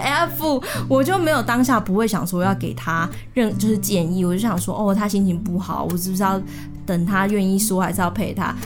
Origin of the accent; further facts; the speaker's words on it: Tainan, Taiwan; 我是台南人